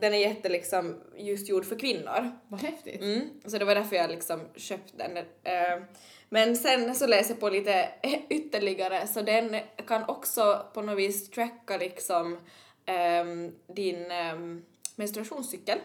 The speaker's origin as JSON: {"language": "Swedish", "town": "Kristinestad", "region": "Ostrobothnia", "country": "Finland", "tie": "born or raised there", "said": "jag är från Kristinestad men jag har ju ändå växt upp mycket i du, som på landet"}